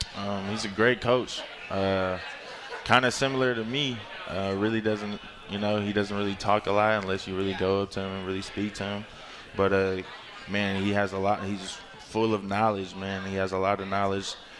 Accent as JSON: {"language": "English", "town": "Concord", "region": "California", "country": "United States", "also_born_or_lived": "Washington", "moved": "as an adult", "said": "I'm from Northern California"}